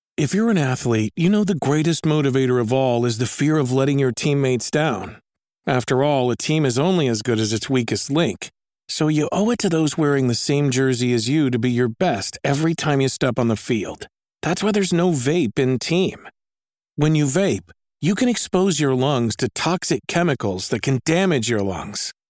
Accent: Phoenix, Arizona, United States; growing up in the Phoenix area

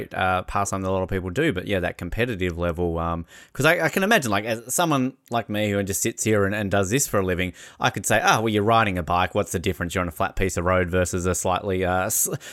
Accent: Tasmania, Australia; growing up in Tasmania

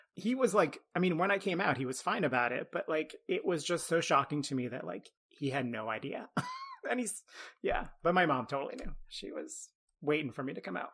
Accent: Ottawa, Ontario, Canada; I grew up in Ottawa, which is a pretty big city in Canada

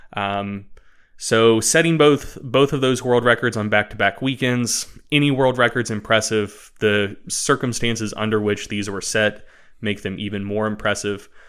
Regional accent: United States; I'm American

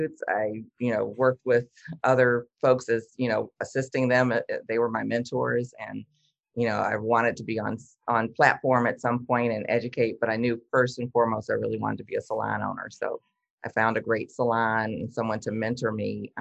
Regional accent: Detroit, Michigan, United States; I'm from Detroit.

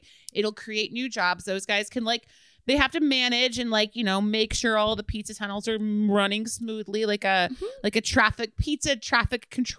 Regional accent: Cork, Munster, Ireland; accent: Cork Irish; They would tell me they couldn't understand what my name was because my accent was too thick, which is hilarious if you've ever heard a Cork Irish accent before.

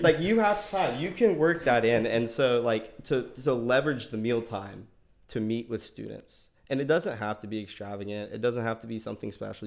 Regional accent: Tallahassee, Florida, United States; born and raised in Tallahassee

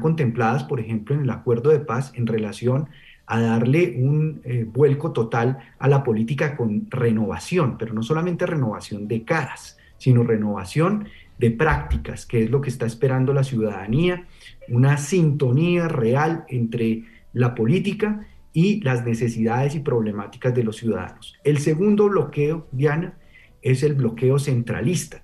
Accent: Colombia; nosotros como colombianos

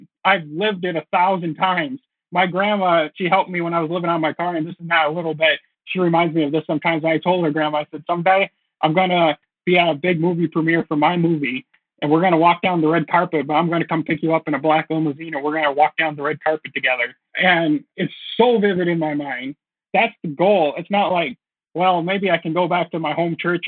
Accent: Minnesota, United States; moved away as an adult; now in Los Angeles, United States; I went back home to Minnesota

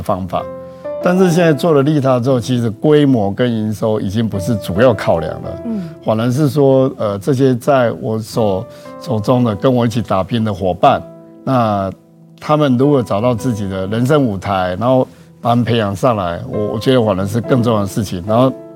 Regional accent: Taichung, Taiwan; 我出生在台中啦，嗯。然后我从小学念到研究所，全部都在台中

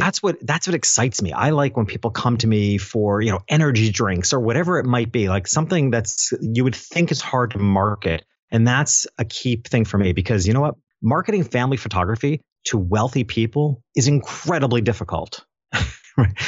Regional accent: Dutchess County, New York, United States; back in my hometown, which is a little town, upstate New York.

